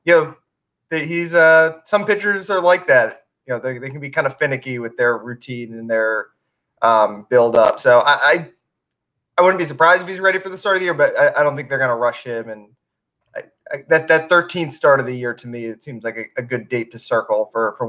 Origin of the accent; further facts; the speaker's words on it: Montgomery County, Maryland, United States; moved away; I'm from Montgomery County, right outside D.C.